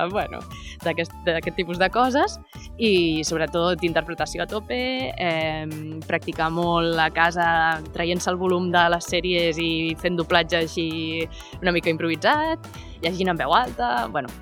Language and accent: Catalan; Mataró, Catalonia, Spain; jo sóc de Mataró